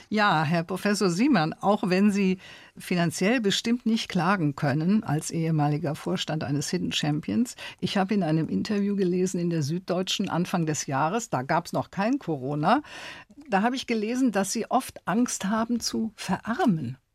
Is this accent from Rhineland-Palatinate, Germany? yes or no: yes; Eifel, Rhineland-Palatinate, Germany; ich kun ja auch von dort